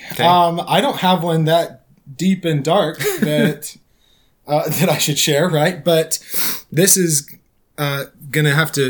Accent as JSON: {"language": "English", "region": "Arizona", "country": "United States", "tie": "born or raised there", "said": "We grew up in Arizona"}